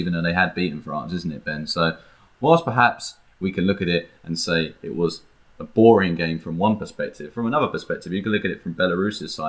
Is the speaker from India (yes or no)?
no; England, United Kingdom; we're English